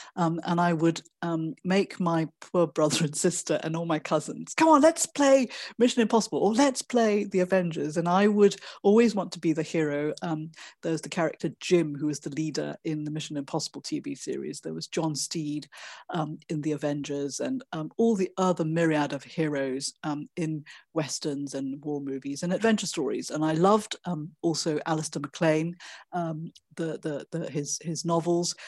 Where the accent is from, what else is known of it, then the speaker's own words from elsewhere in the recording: Malaysia; I was born in Malaysia and grew up there